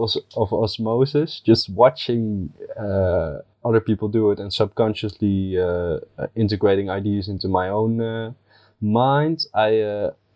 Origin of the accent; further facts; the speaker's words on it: Netherlands; I'm from the Netherlands